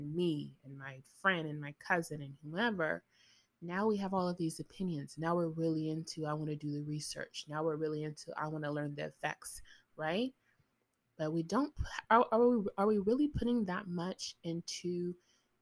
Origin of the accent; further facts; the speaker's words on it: United States; I'm American, so I'm speaking as an American